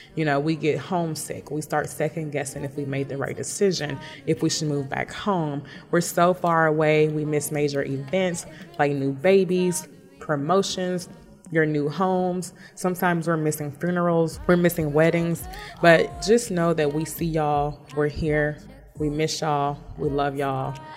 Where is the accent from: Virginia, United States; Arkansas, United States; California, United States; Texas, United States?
Texas, United States; Houston; moved away as an adult; now in Thailand; I'm from Houston, Texas, and I've been living in Thailand for two and a half years.